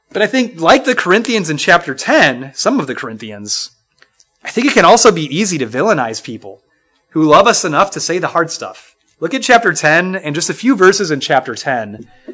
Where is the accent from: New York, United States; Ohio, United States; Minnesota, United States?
Minnesota, United States; The church I grew up in in Minnesota